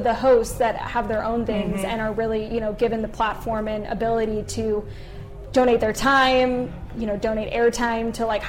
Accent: St. Louis, Missouri, United States; moved away as an adult; also born or lived in Columbia, Missouri; now in Kansas City, United States; growing up in St. Louis, we used to live next door to Dexter McCleon

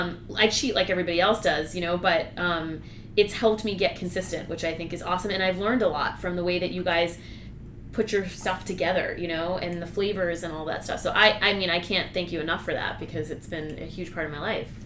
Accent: Nashua, New Hampshire, United States; I grew up in New Hampshire

